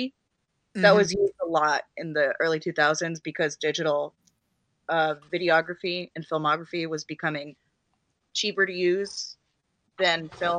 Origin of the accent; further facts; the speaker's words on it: Cincinnati, Ohio, United States; I'm a Cincinnati native.